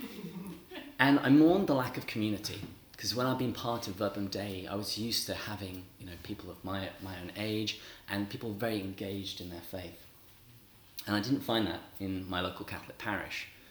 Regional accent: England, United Kingdom; moved away as an adult; also born or lived in Seattle; now in San Diego, United States; I am from England

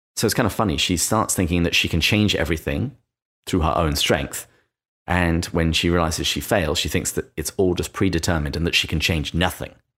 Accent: England, United Kingdom; accent: English; in my English accent

